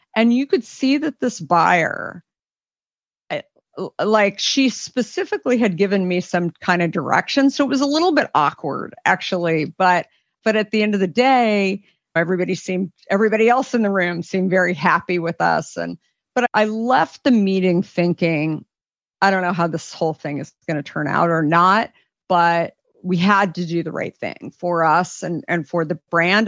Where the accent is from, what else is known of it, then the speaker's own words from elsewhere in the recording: Arizona, United States; growing up in Arizona